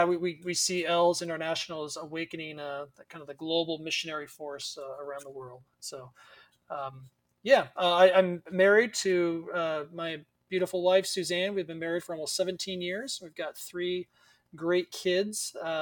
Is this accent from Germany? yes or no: no; Seattle, Washington, United States; moved away as an adult; also born or lived in Spokane, Washington / Chicago / Kansas; I grew up in the Seattle area of Washington State. Didn't grow up in a Christian home.